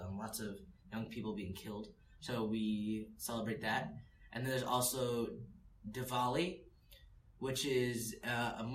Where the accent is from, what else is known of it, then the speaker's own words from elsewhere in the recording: United States; also born or lived in South Africa; as an American